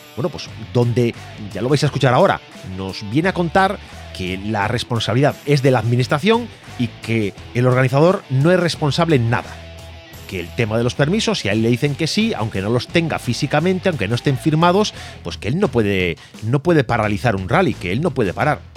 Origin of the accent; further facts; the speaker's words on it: Galicia, Spain; Yo, como gallego